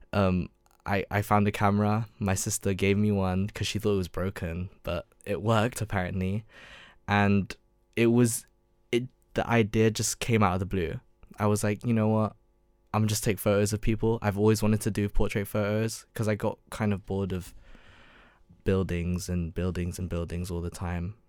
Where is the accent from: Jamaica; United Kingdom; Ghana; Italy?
United Kingdom; London; moved away as an adult; also born or lived in Surrey; I grew up in London.